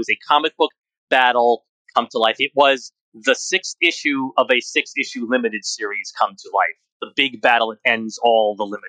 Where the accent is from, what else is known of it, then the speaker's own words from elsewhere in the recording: New York, United States; do a bit of suspension of disbelief when you're watching this scene as a New Yorker.